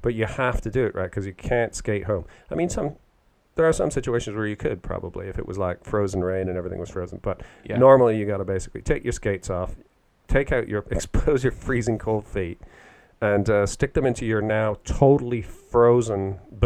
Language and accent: English; Canada; now in United Kingdom; where I grew up in Canada, it gets freezing cold